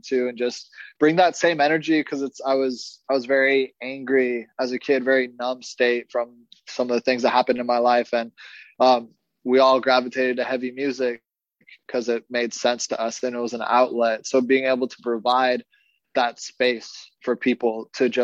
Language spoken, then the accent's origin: English; Arizona, United States; I'm from Arizona